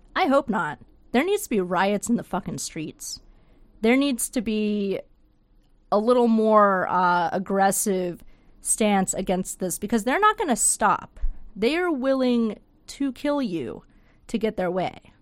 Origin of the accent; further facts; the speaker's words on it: United States; moved away; I'm from there. I'm from the Panhandle